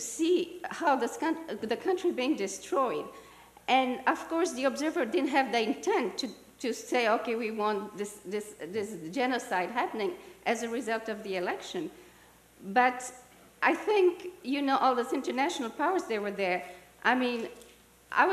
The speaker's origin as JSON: {"language": "English", "country": "Burundi", "tie": "born or raised there", "moved": "yes", "said": "I was born and raised in Burundi, left Burundi in 94"}